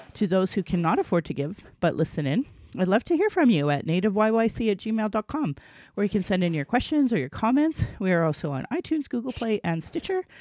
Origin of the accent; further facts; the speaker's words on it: Calgary, Alberta, Canada; I was born in Calgary